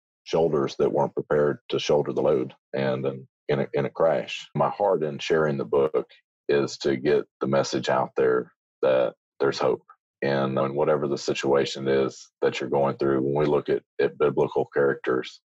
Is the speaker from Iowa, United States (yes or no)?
yes; Muscatine, Iowa, United States; I grew up in Iowa. Yeah. Muscatine, Iowa, right along the Mississippi River